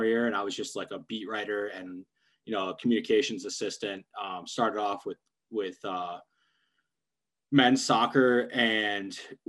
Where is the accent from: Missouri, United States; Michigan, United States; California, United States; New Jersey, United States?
Michigan, United States; moved away as an adult; also born or lived in Pennsylvania; I'm from Michigan, grew up a Michigan fan